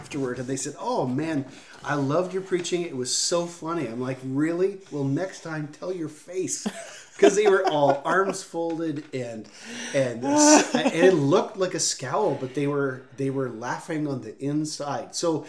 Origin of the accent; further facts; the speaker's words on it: Ontario, Canada; now in Saskatchewan, Canada; And I'm speaking now as an Easterner. I grew up in Ontario, just like you.